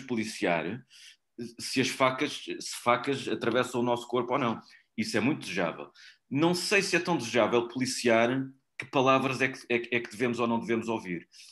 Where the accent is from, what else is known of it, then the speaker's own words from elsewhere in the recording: Portugal; E eu sou português